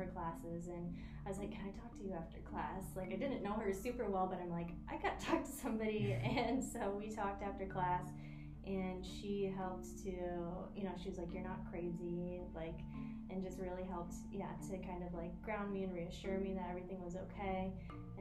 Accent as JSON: {"language": "English", "region": "Iowa", "country": "United States", "tie": "born or raised there", "moved": "yes", "lives_now": "St. Petersburg, United States", "said": "From Iowa."}